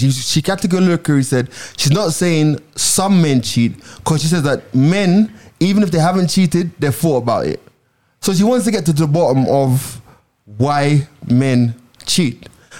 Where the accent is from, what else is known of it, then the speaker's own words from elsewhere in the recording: Jamaica; Because I'm Jamaican, so like...